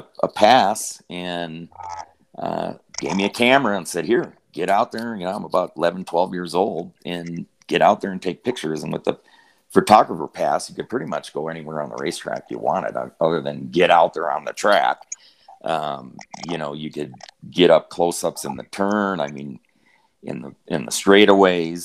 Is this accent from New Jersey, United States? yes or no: no; Wisconsin, United States; moved away; Growing up in Wisconsin, you kind of live, breathe racing